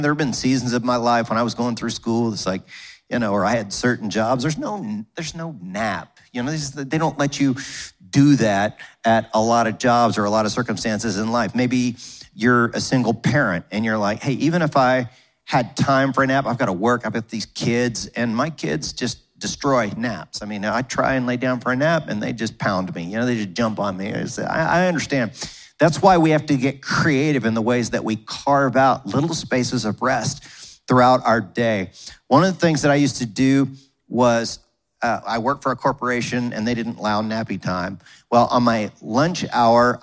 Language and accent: English; United States; growing up in America